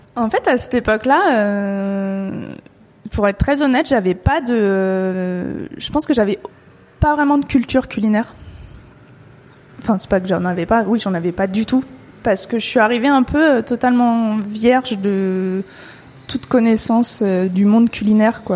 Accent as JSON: {"language": "French", "area": "Paris suburbs", "region": "Île-de-France", "country": "France", "tie": "born or raised there", "said": "je, viens de banlieue. Et même si je suis pas loin de Paris, euh, ça reste la campagne, là où je suis, enfin là où j'ai grandi"}